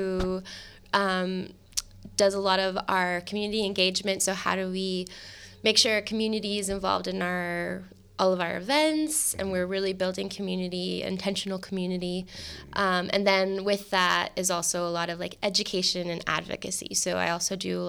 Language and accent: English; El Paso, Texas, United States; moved away as an adult; also born or lived in San Antonio, Texas; now in San Francisco, United States; I'm from El Paso, so okay. Frontera, borderland